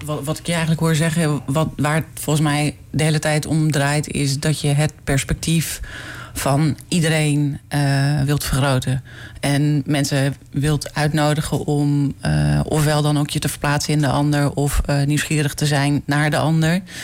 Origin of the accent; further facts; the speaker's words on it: Netherlands; ik groeide op in Bijem